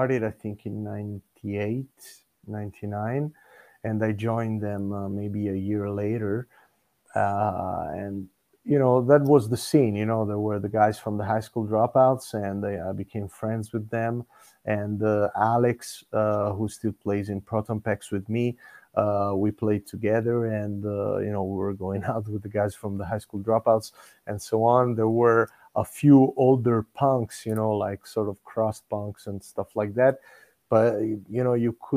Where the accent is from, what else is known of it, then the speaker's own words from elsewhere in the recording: Siena, Tuscany, Italy; Where I come from Siena, which is in central Italy, Tuscany